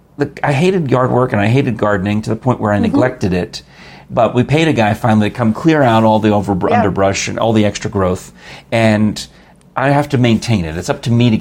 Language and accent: English; New York, United States; now in Oak Ridge area, United States; I grew up in New York